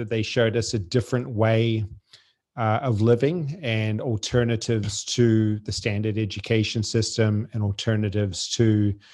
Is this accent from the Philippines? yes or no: no; French Polynesia; born there; I was born in Tahiti. They lived on a, a boat at the time.